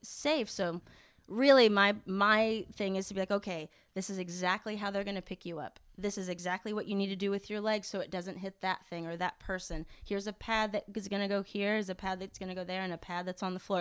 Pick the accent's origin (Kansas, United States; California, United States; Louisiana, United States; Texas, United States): Kansas, United States; moved away as an adult; now in Los Angeles, United States; growing up in Kansas.